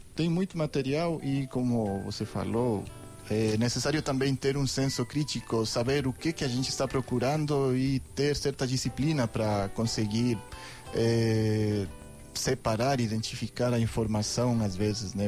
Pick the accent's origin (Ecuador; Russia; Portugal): Ecuador; Portuguese is a second language; moved away as an adult; now in Brazil; Eu sou equatoriano.